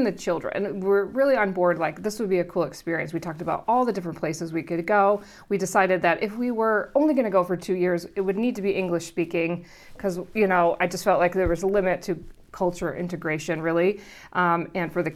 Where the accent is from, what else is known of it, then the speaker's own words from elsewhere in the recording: Milwaukee, Wisconsin, United States; moved away as an adult; now in Wellington, New Zealand; I'm from Milwaukee, Wisconsin